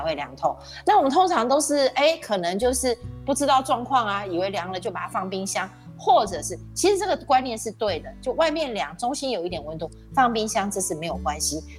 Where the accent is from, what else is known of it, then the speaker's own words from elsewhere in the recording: Taiwan; 咱们台湾人更觉得读哲哲学找不到工作。